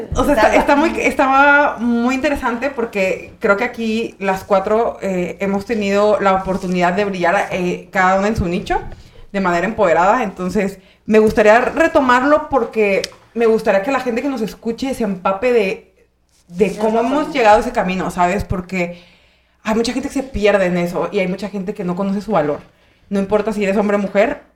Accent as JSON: {"language": "Spanish", "region": "Michoacán", "country": "Mexico", "also_born_or_lived": "Mexico City", "moved": "as an adult", "lives_now": "Monterrey, Mexico", "said": "yo soy de Michoacán"}